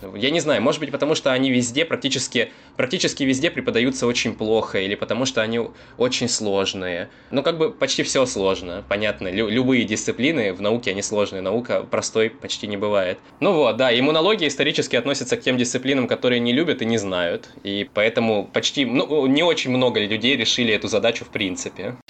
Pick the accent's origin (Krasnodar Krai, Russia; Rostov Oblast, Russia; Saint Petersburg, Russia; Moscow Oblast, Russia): Rostov Oblast, Russia; Rostov-on-Don; я коренной ростовчанин